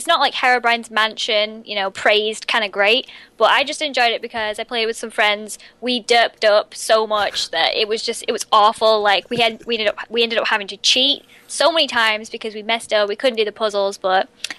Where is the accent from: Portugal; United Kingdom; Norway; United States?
United Kingdom; England; I'm from England.